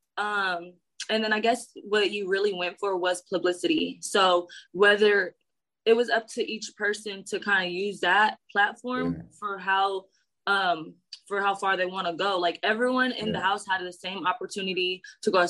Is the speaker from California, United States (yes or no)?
yes; San Diego, California, United States; I am from San Diego.